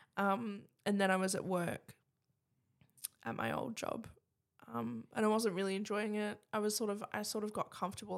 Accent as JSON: {"language": "English", "town": "Adelaide", "region": "South Australia", "country": "Australia", "tie": "born or raised there", "said": "I was born in Bedford Park in Adelaide"}